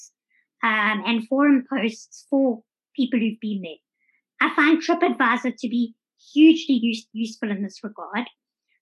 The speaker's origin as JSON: {"language": "English", "town": "Johannesburg", "region": "Gauteng", "country": "South Africa", "tie": "born or raised there", "also_born_or_lived": "Durban", "moved": "as an adult", "lives_now": "Cape Town, South Africa", "said": "I was born in Durban, spent most of my life living in Johannesburg"}